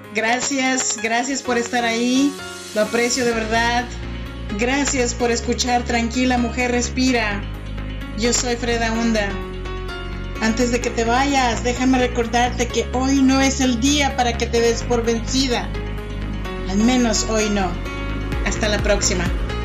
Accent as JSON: {"language": "Spanish", "region": "Oaxaca", "country": "Mexico", "moved": "yes", "lives_now": "Sacramento, United States", "said": "Yo soy mexicana y soy oaxaqueña"}